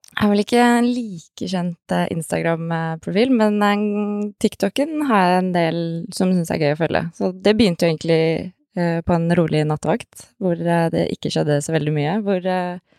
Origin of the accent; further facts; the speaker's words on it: Oslo, Norway; Er 32 eh, år. Født og oppvokst i Oslo